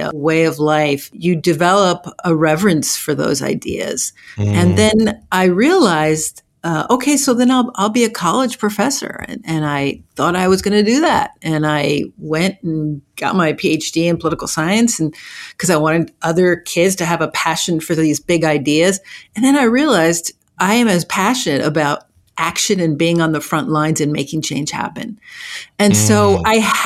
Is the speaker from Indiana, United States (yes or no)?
no; New Jersey, United States; also born or lived in Havana, Cuba; I grew up in New Jersey, and I ended up in New Jersey via Havana